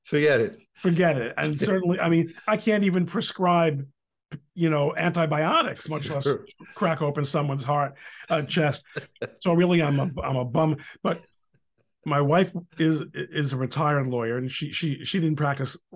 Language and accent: English; Brooklyn, New York, United States; and I'm from Brooklyn, and my mother is from a Spanish-speaking country.